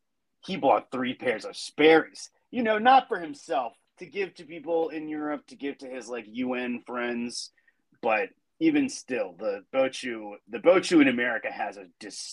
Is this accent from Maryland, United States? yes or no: yes; Annapolis, Maryland, United States; I'm from Annapolis. I'm from Annapolis, Maryland, which is like the boat place. It's where the Naval Academy is.